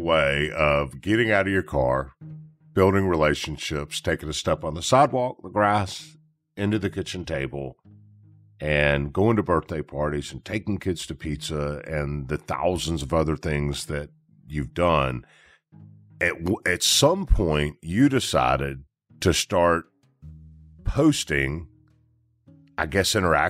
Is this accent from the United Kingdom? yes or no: no; Memphis, Tennessee, United States; To people, I'm from Memphis.